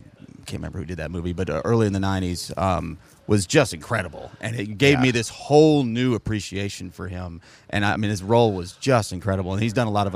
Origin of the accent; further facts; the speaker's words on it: Oceanside, California, United States; moved away; I'm from originally Oceanside, California, just outside of San Diego